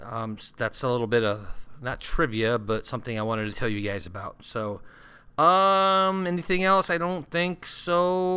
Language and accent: English; Santa Ana, California, United States; now in Sioux Falls, United States; So I grew up in Southern California, and I was born and raised in Santa Ana, California.